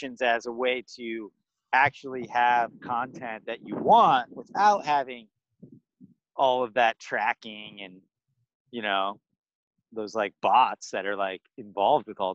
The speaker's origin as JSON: {"language": "English", "region": "Florida Gulf Coast", "country": "United States", "tie": "born or raised there", "also_born_or_lived": "Ohio", "said": "I was born in Ohio, raised in Florida on the Gulf"}